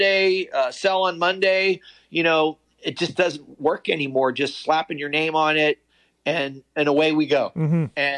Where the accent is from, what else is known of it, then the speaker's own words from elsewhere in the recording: Connellsville, Pennsylvania, United States; I was a hillbilly from Connellsville, Pennsylvania